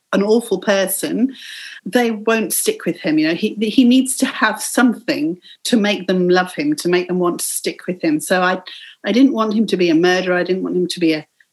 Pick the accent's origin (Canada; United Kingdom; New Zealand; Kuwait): United Kingdom; England; growing up in England.